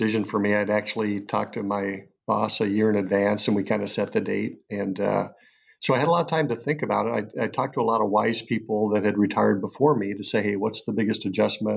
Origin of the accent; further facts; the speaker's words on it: Iowa, United States; moved away as an adult; also born or lived in Boston; we're both from Iowa originally